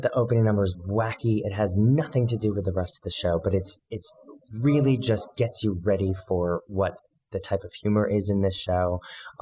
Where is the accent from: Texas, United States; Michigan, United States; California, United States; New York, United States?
New York, United States; New York City; I grew up in New York City, and I came of age at the height of AIDS